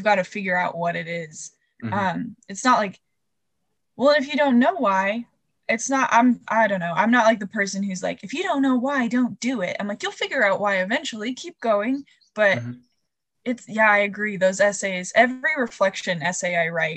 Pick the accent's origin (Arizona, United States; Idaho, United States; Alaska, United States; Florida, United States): Idaho, United States; Boise; moved away as an adult; I'm from Boise